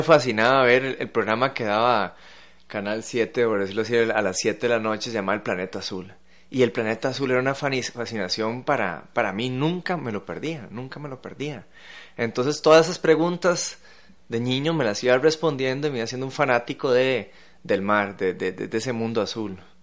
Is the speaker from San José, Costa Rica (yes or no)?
yes; San José, Costa Rica; como josefinos, que vivir en una capital, alejado de la costa